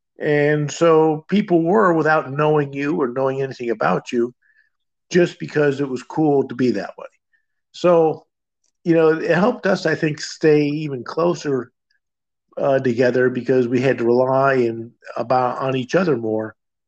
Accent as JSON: {"language": "English", "region": "Midwest", "country": "United States", "tie": "born or raised there", "said": "Well, I grew up in the Midwest, so we moved around a bit."}